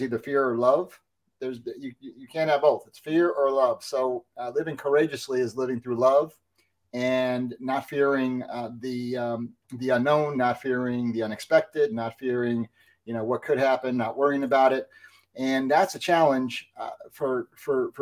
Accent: New Jersey, United States; Growing up in New Jersey, I was a baseball player

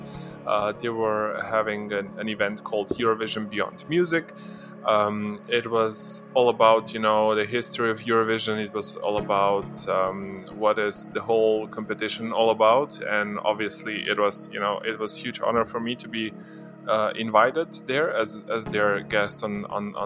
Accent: Ljubljana, Slovenia; in my hometown

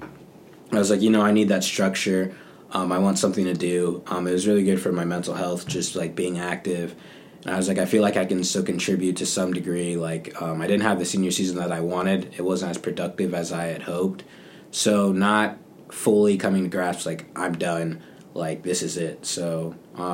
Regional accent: Charlotte, North Carolina, United States; also born or lived in Cleveland, Ohio; now in South Carolina, United States; when I was two, we moved down to Charlotte, North Carolina. And I lived there pretty much my whole life between Charlotte and South Carolina

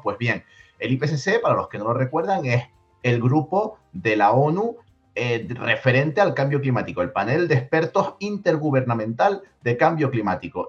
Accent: Tenerife, Canary Islands, Spain; moved away; Yo me vuelvo a mi tierra, a Tenerife, a descansar

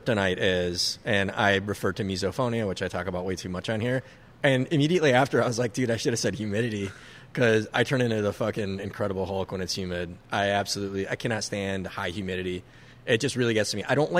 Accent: Minnesota, United States; I do like being 100% Lebanese, but being born and raised in Minnesota, I think I'm more Minnesotan than I am Lebanese

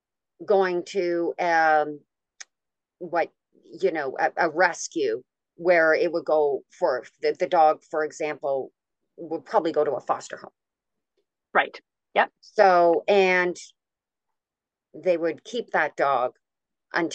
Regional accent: Canada; I'm Canadian

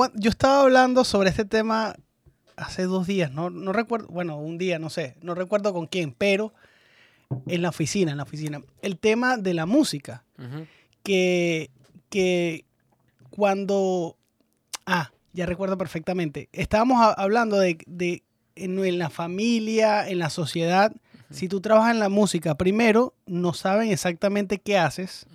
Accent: Venezuela; nosotros como venezolanos

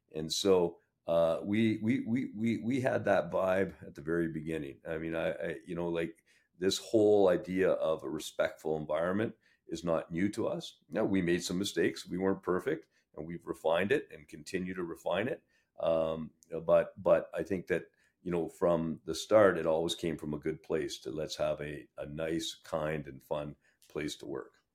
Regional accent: Sudbury, Ontario, Canada; moved away; I grew up in Sudbury. Uh, it's my hometown

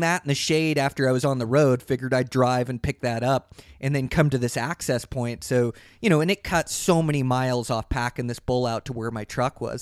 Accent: Montana, United States; my home state of Montana

